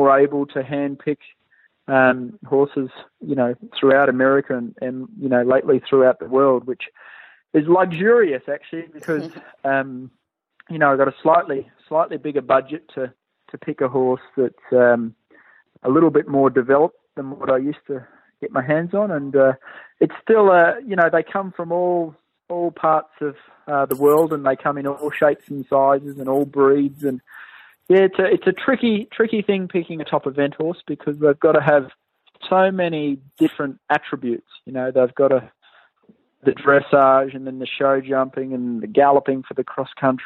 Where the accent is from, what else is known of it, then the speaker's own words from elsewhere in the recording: Australia; moved away as an adult; also born or lived in Pennsylvania; now in United States; as a young boy growing up in Australia